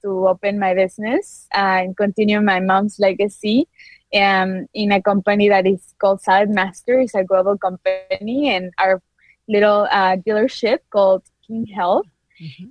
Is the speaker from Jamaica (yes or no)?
no; Quito, Pichincha, Ecuador; English is a second language; moved away as an adult; now in Peoria, United States; I'm from Quito, Ecuador. So you might notice a little accent